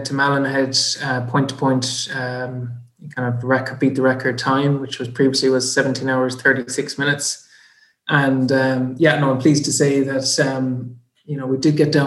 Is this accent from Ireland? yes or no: yes; Lettermore, Connacht, Ireland; also born or lived in United States; I was born in the States, moved back to Ireland when I was four. And I was lucky enough to grow up in Lettermore. It's like probably 30 miles west of Galway City